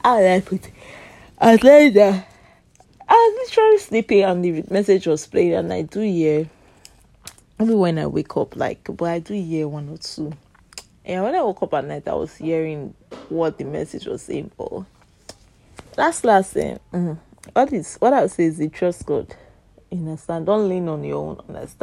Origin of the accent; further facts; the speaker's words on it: Nigeria; I'm Nigeria. We speak Pidgin English majorly.